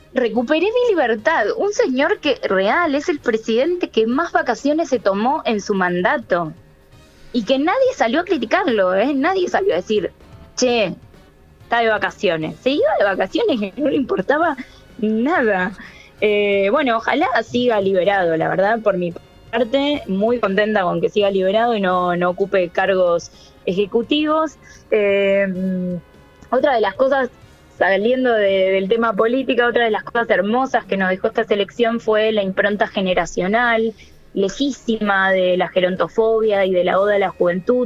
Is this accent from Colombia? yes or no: no; Argentina